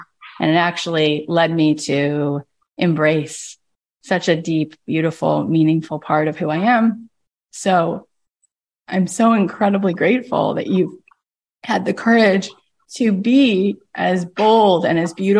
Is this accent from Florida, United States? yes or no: yes; Florida, United States; When I was in college, I grew up in Florida. I went to Florida State. And I never really thought about being different or being Jewish. I grew up really secular.